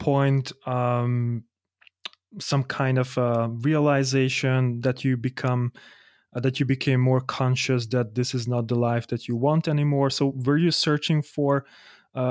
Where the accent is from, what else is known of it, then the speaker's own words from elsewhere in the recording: Hungary; moved away as an adult; also born or lived in Germany; now in Vienna, Austria; I'm from Hungary and I moved out to Germany 3 years ago